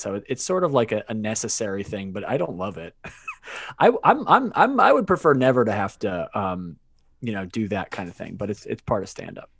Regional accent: Worcester, Massachusetts, United States; moved away as an adult; also born or lived in Maine / Washington, D.C.; now in Brooklyn, New York, United States; I was born in Worcester, Massachusetts. Um, and I grew up, I grew up there

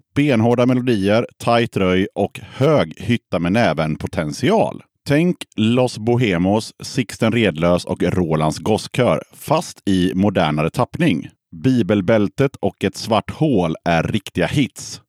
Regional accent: Hönö, Västra Götaland, Sweden

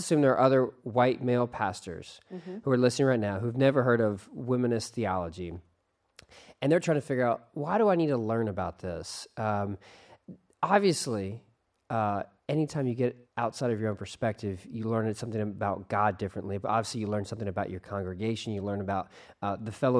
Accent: Texas, United States; also born or lived in Atlanta, Georgia; I'm a Texan

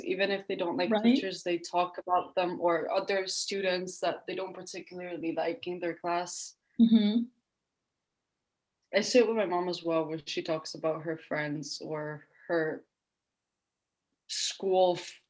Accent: Italy; moved away; I'm 17. I come from Italy

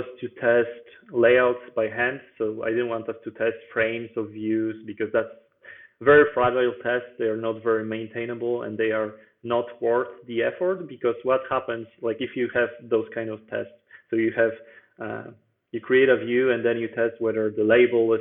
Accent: Bydgoszcz, Kuyavian-Pomeranian Voivodeship, Poland; now in Warsaw, Poland; So I was born in Poland and in Bydgoszcz, actually, which is a different city that I live in right now, because right now I'm in the capital.

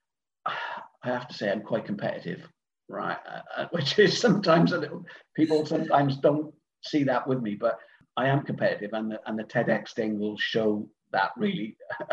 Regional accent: Cardiff, Wales, United Kingdom; moved away as an adult; now in Swansea, United Kingdom; I'm originally from Cardiff

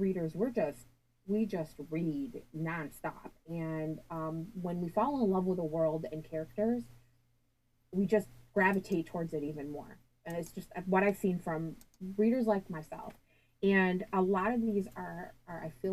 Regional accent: Michigan, United States; I'm from Michigan

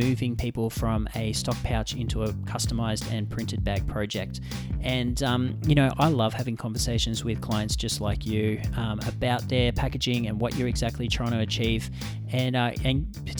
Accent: Australia; now in Vancouver, Canada; I'm from Australia, but my mum's a New Zealander

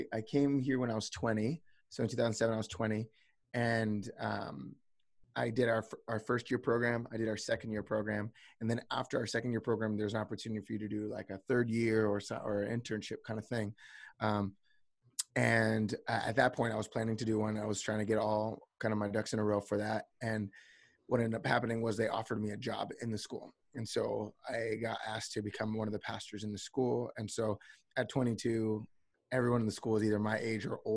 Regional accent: New Jersey, United States; moved away as an adult; now in Redding, United States; I'm originally from the East Coast. I'm originally from New Jersey

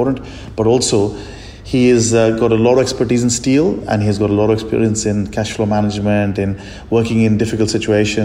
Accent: India; moved away; I'm from India and still have a lot of friends and family there

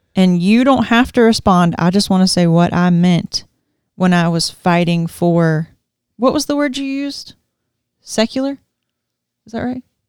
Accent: Georgia, United States; moved away; growing up in Georgia, like, we have tornadoes

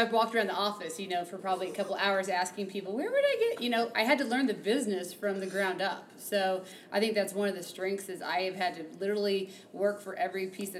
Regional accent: southern Indiana, United States; now in Denver, United States; I grew up in the Midwest. I grew up in Indiana, southern Indiana.

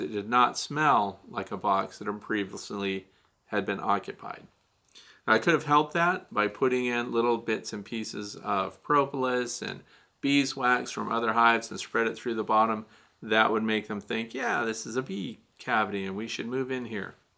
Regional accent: Missouri, United States; moved away; I'm originally from Missouri

